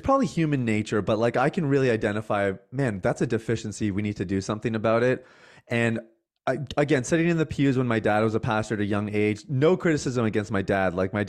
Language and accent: English; Canada; I am Canadian. I know.